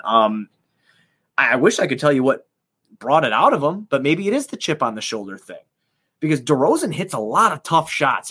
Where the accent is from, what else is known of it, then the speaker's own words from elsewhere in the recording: Chicago, Illinois, United States; I'm from the South Side